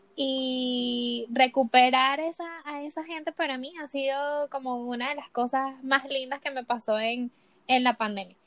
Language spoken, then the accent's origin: Spanish; Venezuela; moved away as an adult; also born or lived in Colombia; now in Chile; cuando salí de Venezuela